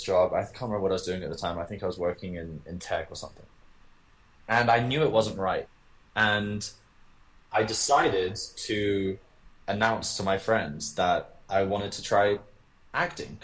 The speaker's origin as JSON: {"language": "English", "region": "London", "country": "United Kingdom", "tie": "born or raised there", "said": "I was born in London. I was raised in London."}